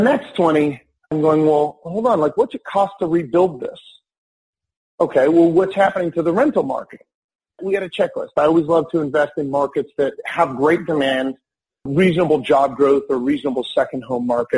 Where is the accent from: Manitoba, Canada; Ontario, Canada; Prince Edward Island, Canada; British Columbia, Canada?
Manitoba, Canada; Winnipeg; moved away; also born or lived in West Coast of Canada; I'm from Winnipeg originally on the East Coast